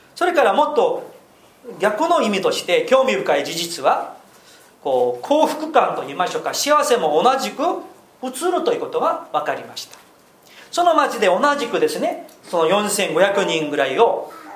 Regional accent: South Korea; moved away as an adult; also born or lived in Tokyo; 韓国人ですから軍隊に行くんですけれども

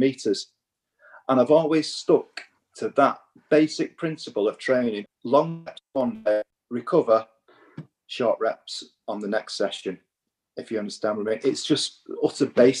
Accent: Warrington, North West England, United Kingdom; as a young boy growing up in the northwest of England

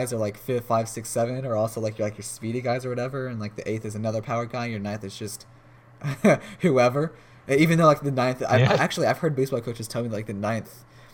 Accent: United States; being an American

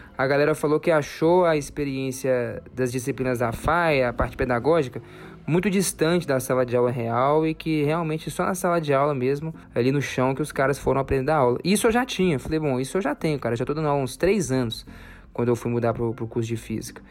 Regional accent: Minas Gerais, Brazil; sou aqui de Minas Gerais

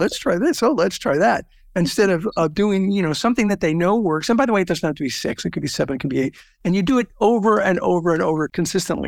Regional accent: Southern California, United States; I grew up in Southern California

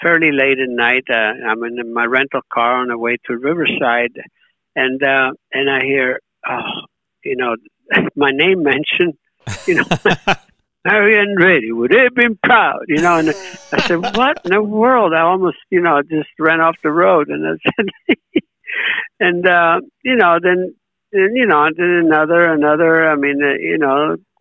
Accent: Italy; now in United States; having grown in, born and raised in Italy

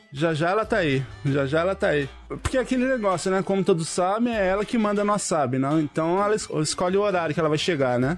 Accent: Jacareí, São Paulo, Brazil; now in Japan; eu sou do interior, lá de, de São Paulo, também na mesma cidade que o Andrei, Jacareí

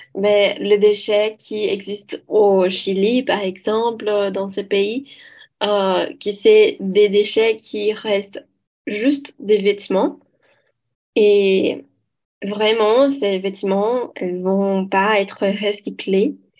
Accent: Belo Horizonte, Minas Gerais, Brazil; French is a second language; je viens de Belo Horizonte, à Minas Gerais

